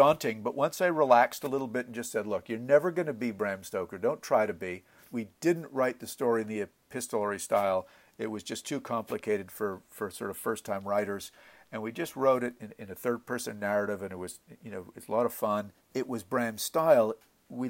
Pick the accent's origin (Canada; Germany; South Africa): Canada; Montreal, Quebec; I was born and raised in Montreal, Canada